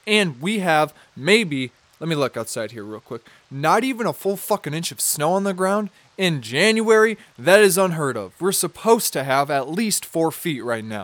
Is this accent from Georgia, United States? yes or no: no; Minnesota, United States; Minnesota, my home state. The state that I reside